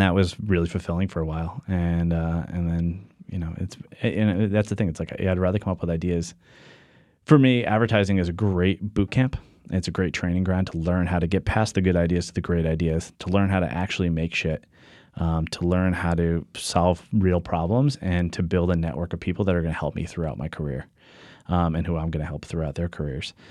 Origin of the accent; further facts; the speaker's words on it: Norwich, Connecticut, United States; I grew up in southeastern Connecticut, Norwich, Connecticut.